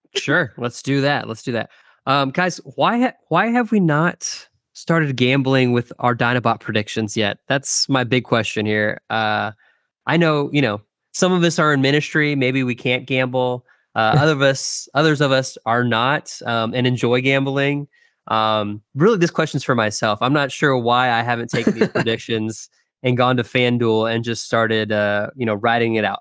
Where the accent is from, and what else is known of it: Texas, United States